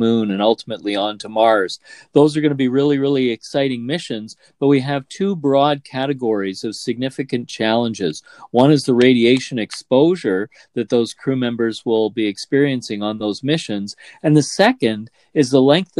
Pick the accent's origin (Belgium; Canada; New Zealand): Canada; as a Canadian astronaut